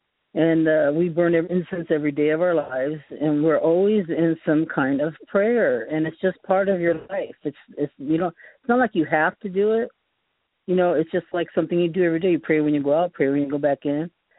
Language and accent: English; Boston, Massachusetts, United States; also born or lived in upstate New York; now in California, United States; So I was from Boston, upstate New York.